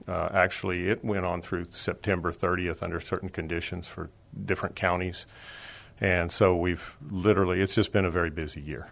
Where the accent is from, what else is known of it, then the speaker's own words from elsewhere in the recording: Dallas, Texas, United States; now in San Antonio, United States; I'm originally from Dallas, but I've lived here for uh, 53 years, so I call myself a San Antonian